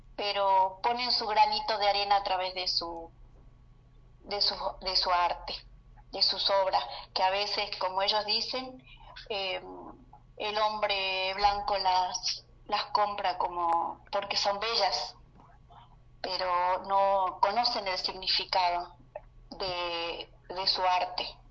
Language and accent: Spanish; Salta, Argentina; soy de Salta, eh, una ciudad de Argentina, del norte de Argentina